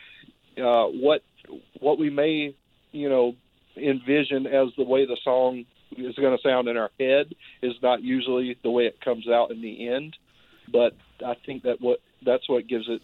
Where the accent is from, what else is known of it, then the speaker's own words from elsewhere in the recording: Albany, Georgia, United States; moved away as an adult; now in Seattle area, United States; I was born in Albany, Georgia, and I lived there, you know, through high school, and I moved out here